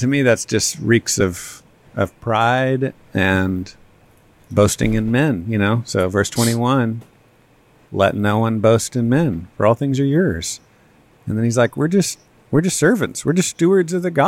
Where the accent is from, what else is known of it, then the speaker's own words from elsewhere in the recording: Texas, United States; I'm a Texan